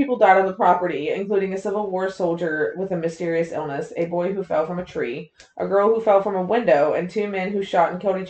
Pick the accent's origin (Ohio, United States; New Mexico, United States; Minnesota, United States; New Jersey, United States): Ohio, United States; I'm from Ohio.